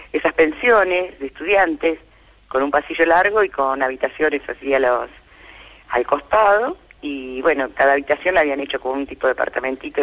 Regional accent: Las Flores, Buenos Aires Province, Argentina; yo soy de las Flores

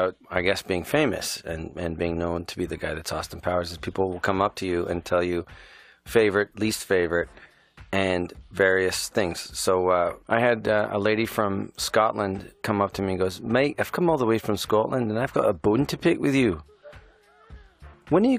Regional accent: Toronto, Ontario, Canada; accent: Canadian; I was born in Toronto, Canada

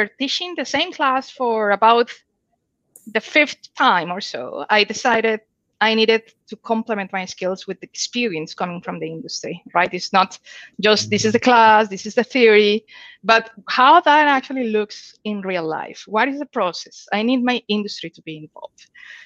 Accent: Colombia; English is a second language; moved away as an adult; English is a huge part of our education growing up in Colombia

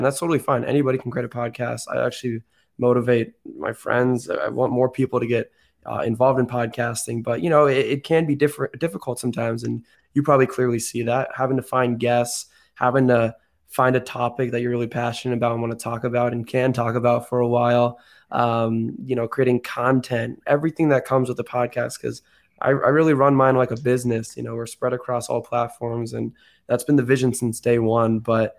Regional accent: Oakland, California, United States; moved away as an adult; now in Chicago, United States; born and raised in the Bay

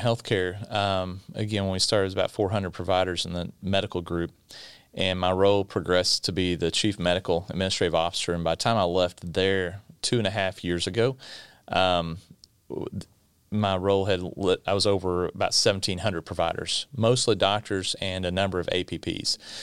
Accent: Bowling Green, Kentucky, United States; I'm from South Central Kentucky in Bowling Green, home of the Corvette. right down the road from Mammoth Cave, longest cave system in the world. Um, so grew up inside of Bowling Green, but just outside in a little bit of rural Kentucky

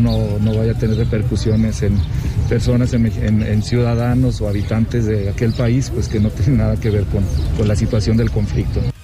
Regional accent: Mexico; como mexicanos

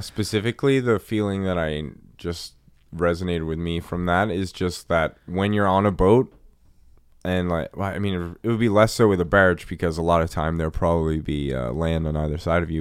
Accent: Nova Scotia, Canada; Nova Scotia. I grew up, like, on a coast.

